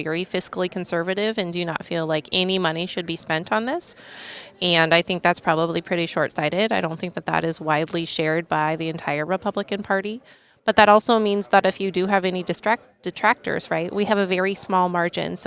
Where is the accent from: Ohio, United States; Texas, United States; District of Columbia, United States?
Ohio, United States; my home state here of Ohio